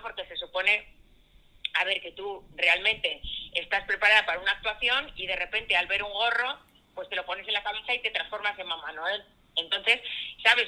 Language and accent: Spanish; Catalonia, Spain; yo soy catalana